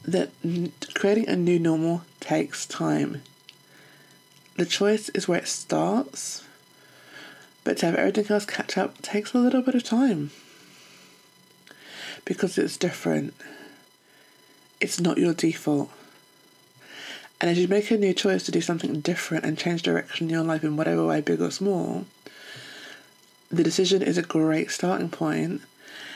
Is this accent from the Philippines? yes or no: no; United Kingdom; also born or lived in London; I'm British